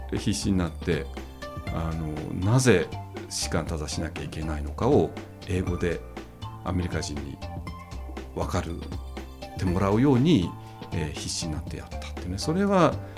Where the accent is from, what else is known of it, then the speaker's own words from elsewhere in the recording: Tokyo, Japan; moved away as an adult; also born or lived in Massachusetts, United States; now in Kamakura, Japan; 東京 の下町の本当にもう家とか工場ばっかりに囲まれたとこで、えー、生まれ育った人間